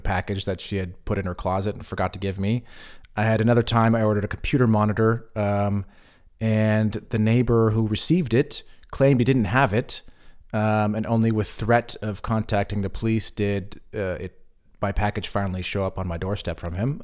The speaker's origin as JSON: {"language": "English", "country": "United States", "moved": "as an adult", "lives_now": "Berlin, Germany", "said": "I moved away from the United States in my early twenties"}